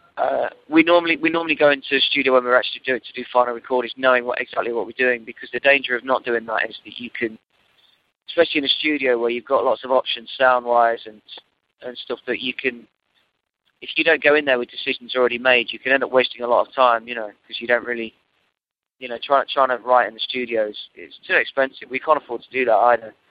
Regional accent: Nottingham, East Midlands, United Kingdom; moved away as an adult; now in London, United Kingdom; I moved from Nottingham, where I grew up, to London

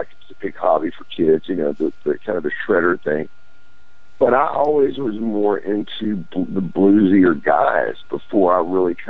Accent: near the Texas line, Louisiana, United States; here in the area where I grew up in, because, you know, Louisiana, and I was in from Freeport, like right on the Texas line, and then all through East Texas over to Dallas.

